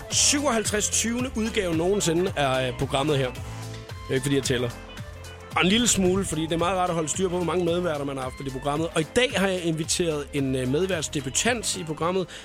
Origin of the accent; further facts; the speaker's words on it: Copenhagen, Capital Region of Denmark, Denmark; jeg er fra Valby.